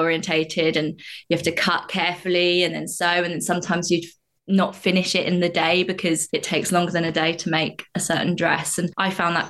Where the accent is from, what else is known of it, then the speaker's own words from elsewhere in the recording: Staplehurst, South East England, United Kingdom; also born or lived in Stockport; grew up in a village called Staplehurst in Kent